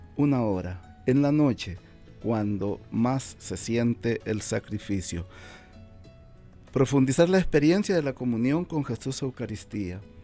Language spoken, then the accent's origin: Spanish; El Salvador; moved away as an adult; now in Omaha, United States; soy originario de El Salvador también